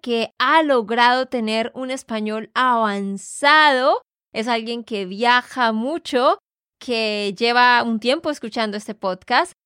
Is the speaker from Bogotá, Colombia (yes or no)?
no; Santander, Colombia; de Santander, Colombia